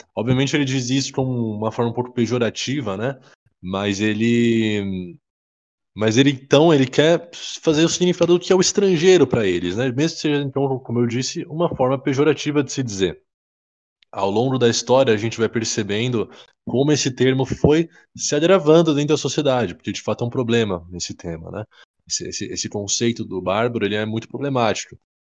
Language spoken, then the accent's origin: Portuguese; Brazil; a gente é brasileiro